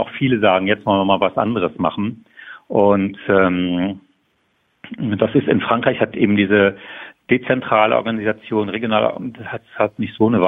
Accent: Saarland, Germany; sagen wir im Sauerland oder wo ich herkomme, im Saarland, groß auf Berlin zu warten

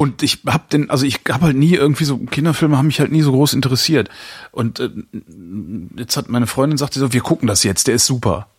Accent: Germany; hier bei uns in Deutschland

